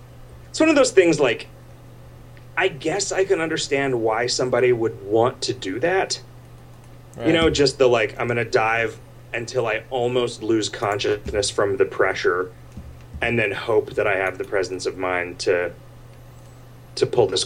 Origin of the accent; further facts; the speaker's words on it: Arizona's Mile High City, United States; I grew up in Arizona's Mile High City.